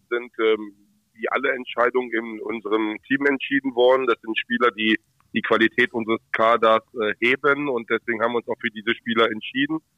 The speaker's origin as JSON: {"language": "German", "town": "Hanover", "region": "Lower Saxony", "country": "Germany", "tie": "born or raised there", "said": "Oh, schon der Maschsee, weil, weil ich äh, ein Hannoveraner Junge bin und ähm, das meine Heimat ist."}